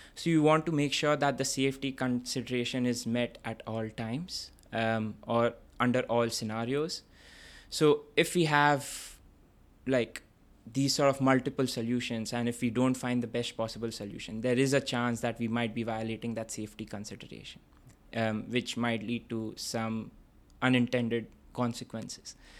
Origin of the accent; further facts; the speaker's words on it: Kolkata, West Bengal, India; moved away as an adult; also born or lived in Vellore, Tamil Nadu, India; now in London, United Kingdom; I grew up in this city called Kolkata, which formerly used to be called Calcutta.